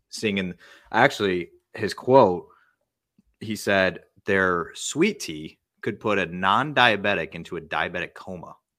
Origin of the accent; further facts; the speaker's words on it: Midwest, United States; I grew up in the Midwest